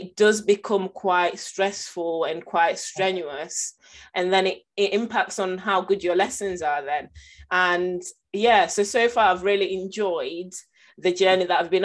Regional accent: Nottingham, East Midlands, United Kingdom; I'm from Nottingham and the area that I went to school

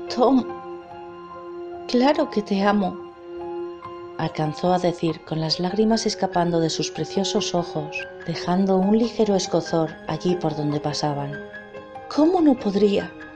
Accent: Spain; de España

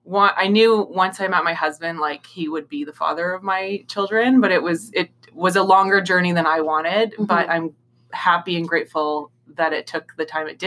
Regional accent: Thunder Bay, Ontario, Canada; also born or lived in Ottawa; now in Toronto, Canada; Originally, I'm from Thunder Bay in Northern Ontario, and then I bounced around Southern Ontario for a bit and left Ottawa to come to Toronto.

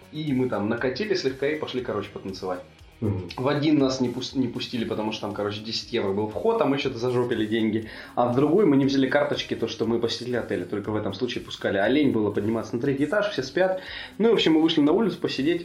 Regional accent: Russia; мы из России

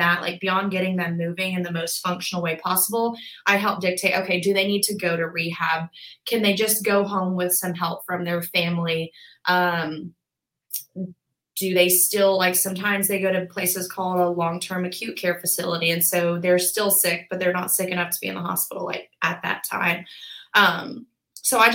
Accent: Birmingham, Alabama, United States; also born or lived in Auburn, Alabama; I was born and raised in Birmingham. I went to Hoover High School.

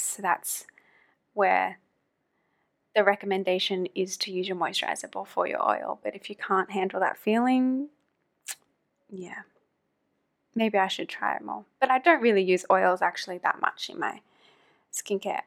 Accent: about one hour north of Sydney, New South Wales, Australia; moved away as an adult; also born or lived in New York City / London / Germany / Thailand; now in Hong Kong; I'm originally from Australia, close to Sydney, about one hour north of Sydney in a small kind of beach town

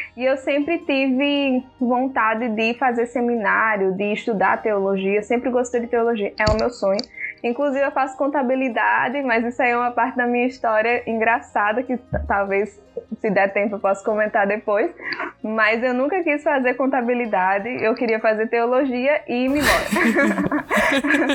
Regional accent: João Pessoa, Paraíba, Brazil; also born or lived in Guinea-Bissau; Sou de João Pessoa, congrego na Igreja Batista

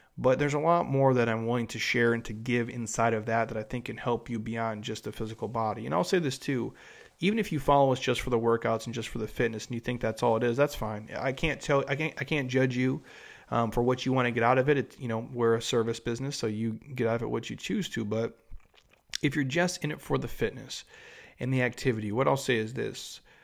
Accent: Minnesota, United States; I grew up in Minnesota

